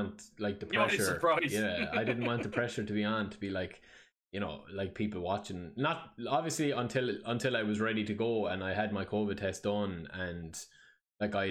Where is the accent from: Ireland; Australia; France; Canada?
Ireland; I'm Irish